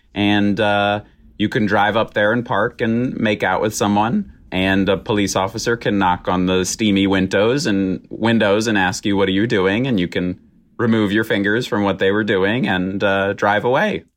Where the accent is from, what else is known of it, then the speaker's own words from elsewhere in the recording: Roanoke, Virginia, United States; Roanoke, Virginia